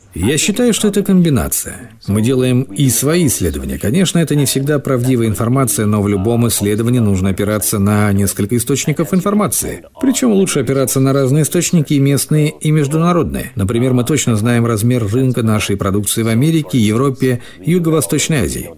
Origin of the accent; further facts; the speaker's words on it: Singapore; moved away as an adult; now in Dubai, United Arab Emirates; Я сам родом из Сингапура